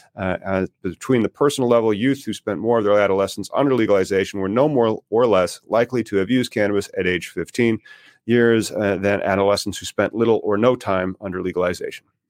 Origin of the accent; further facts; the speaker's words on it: Illinois, United States; my home state here in Illinois